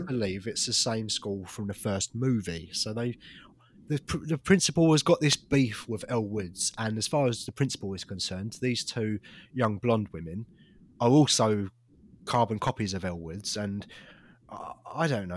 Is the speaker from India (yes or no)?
no; United Kingdom; as a British person